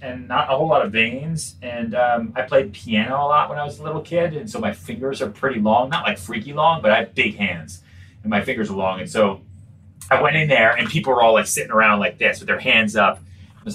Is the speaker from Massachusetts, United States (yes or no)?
yes; outside Boston, North Shore, Massachusetts, United States; also born or lived in Texas / Long Island, New York; now in New York, United States; I was born in Texas. I grew up outside Boston. Really, I lived on Long Island for a little bit, but really kind of my formative years. So, you know, junior high, high school was outside Boston on the North Shore